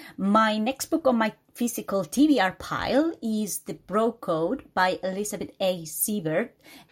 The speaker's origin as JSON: {"language": "English", "region": "Galicia", "country": "Spain", "said": "my dad keeps saying that we descend from the Celts because we're from Galicia in Spain."}